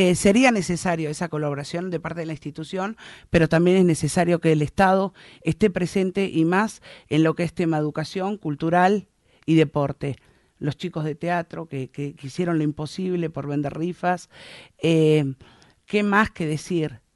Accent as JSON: {"language": "Spanish", "town": "San Isidro", "region": "Buenos Aires Province", "country": "Argentina", "tie": "born or raised there", "moved": "as an adult", "lives_now": "Puerto Deseado, Argentina", "said": "nací en San Isidro"}